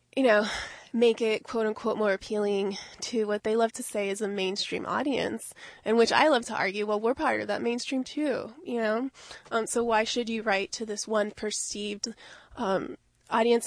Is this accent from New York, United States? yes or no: no; Miami, Florida, United States; I grew up mainly in Miami.